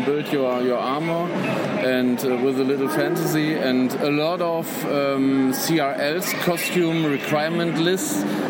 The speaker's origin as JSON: {"language": "English", "country": "Germany", "said": "from Germany."}